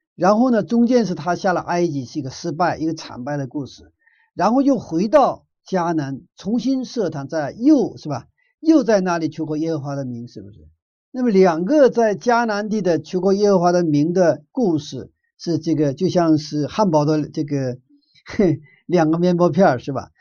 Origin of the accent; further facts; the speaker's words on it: Northeast China, China; moved away; 我住在东北以前，我的小的时候在东北长大的